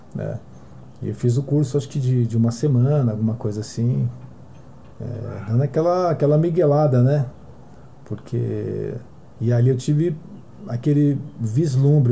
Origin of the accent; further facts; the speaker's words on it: Santos, São Paulo, Brazil; eu sou de Santos